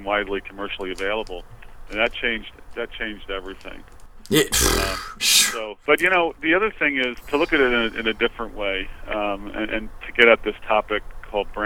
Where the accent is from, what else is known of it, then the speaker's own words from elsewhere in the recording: New Jersey, United States; moved away as an adult; also born or lived in New York; now in Washington, D.C., United States; Born and raised in New Jersey